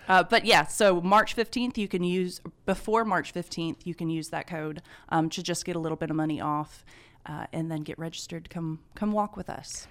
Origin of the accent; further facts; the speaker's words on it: Eufaula, Alabama, United States; moved away as an adult; now in Carrollton, United States; I'm originally from Eufaula, Alabama